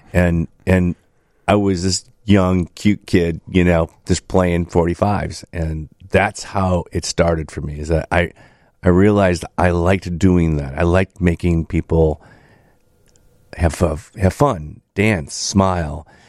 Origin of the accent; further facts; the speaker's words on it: Chicago, Illinois, United States; also born or lived in Carbondale; my upbring, my upbringing on the South Side